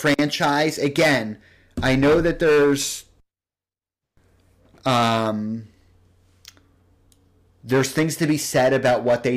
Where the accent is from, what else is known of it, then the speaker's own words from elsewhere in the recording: Philadelphia, Pennsylvania, United States; as a Philadelphian